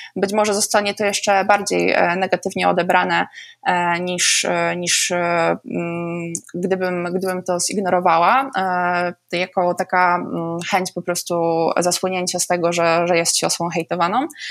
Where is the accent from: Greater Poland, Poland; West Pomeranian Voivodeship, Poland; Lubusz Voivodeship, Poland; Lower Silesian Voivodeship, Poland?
Lower Silesian Voivodeship, Poland; Oleśnica; u nas na Oleśnickim Rynku. Oleśnica jest dosyć małym miastem